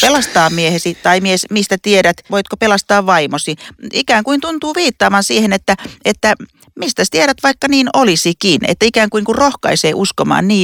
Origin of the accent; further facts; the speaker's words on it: Lapua, South Ostrobothnia, Finland; mä oon siis Etelä-Pohjanmaalta, Lapualta